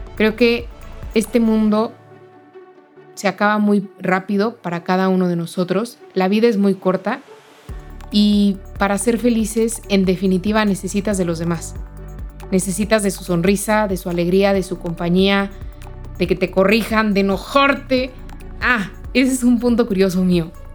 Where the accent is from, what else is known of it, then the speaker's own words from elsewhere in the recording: Mexico; soy mexicana